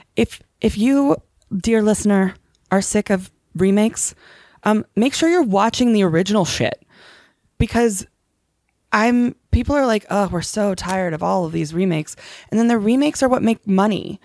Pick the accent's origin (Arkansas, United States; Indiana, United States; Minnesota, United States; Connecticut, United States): Connecticut, United States; I grew up Muslim in Connecticut